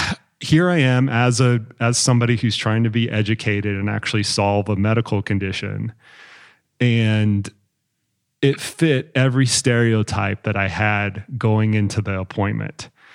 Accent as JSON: {"language": "English", "region": "Texas", "country": "United States", "said": "I'm a Texan, red state."}